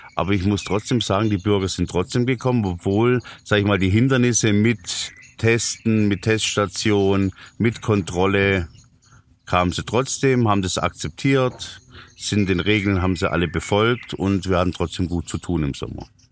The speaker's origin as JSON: {"language": "German", "town": "Böblingen", "region": "Baden-Württemberg", "country": "Germany", "said": "ich komme ja aus Böbling"}